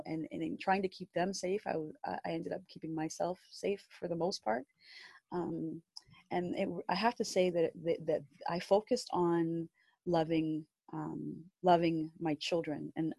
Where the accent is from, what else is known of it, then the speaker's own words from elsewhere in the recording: Canada; I said, I'm Canadian. Yeah, but where is your mom from? She's from Canada.